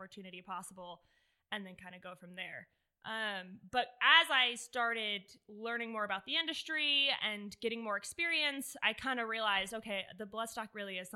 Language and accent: English; Southwest Florida, United States; moved away as an adult; now in Lexington, United States; I'm originally from Southwest Florida.